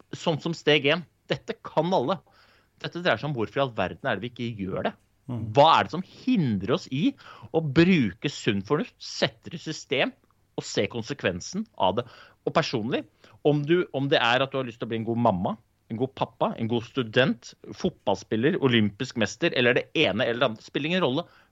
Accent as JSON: {"language": "Norwegian", "region": "Oslo", "country": "Norway", "tie": "born or raised there", "said": "Jeg er jo født og oppvokst i Groruddalen"}